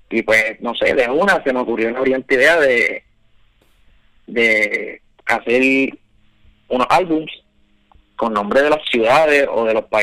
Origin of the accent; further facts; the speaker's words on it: Valladolid, Castile and León, Spain; now in Miami, United States; yo soy, dice que soy de Miami, pero yo, me estoy en Miami, pero yo soy de Valladolid natural.